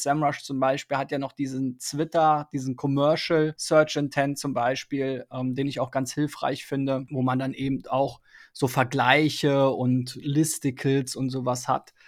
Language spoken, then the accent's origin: German; Berlin, Germany; ich bin ja in Spandau aufgewachsen